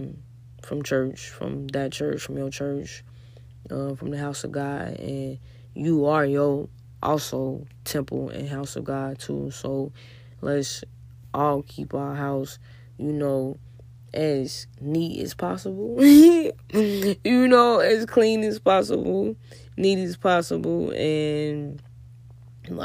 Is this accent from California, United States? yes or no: no; Chicago, Illinois, United States; I'm from Chicago